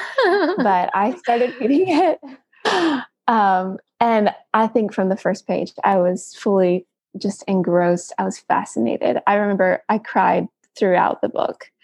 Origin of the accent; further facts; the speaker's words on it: Greenville, South Carolina, United States; I'm from Greenville, South Carolina